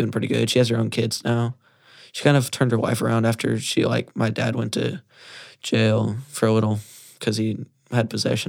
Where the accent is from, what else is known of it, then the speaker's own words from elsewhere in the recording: Comfort, California, United States; moved away; I'm from Comfort, California. I'm 15, actually 16 now.